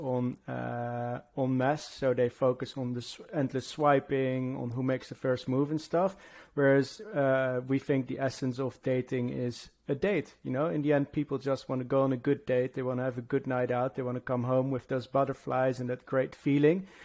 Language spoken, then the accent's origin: English; Netherlands; moved away as an adult; now in London, United Kingdom; from the Netherlands, living in London. I've been living here now for about 10 years